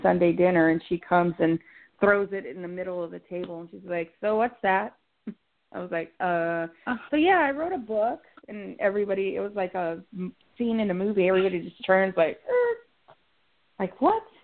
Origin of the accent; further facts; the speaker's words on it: Texas, United States; I'm from Texas. It's already hot here.